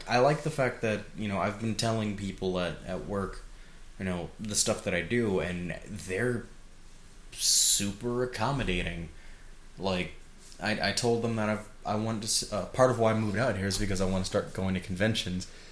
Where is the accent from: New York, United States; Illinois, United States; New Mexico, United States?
Illinois, United States; Chicago; moved away as an adult; now in Oregon, United States; I was from Chicago